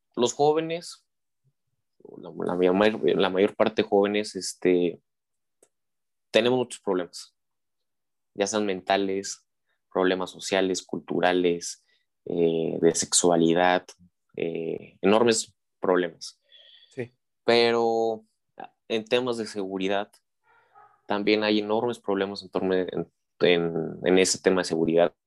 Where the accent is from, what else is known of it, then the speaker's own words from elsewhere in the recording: Mexico; also born or lived in San Luis Potosí; tenemos como ciudadanos mexicanos